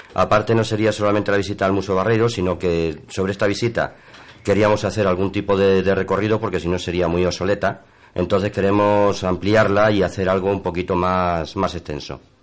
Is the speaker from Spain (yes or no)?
yes; Extremadura, Spain; soy extremeño.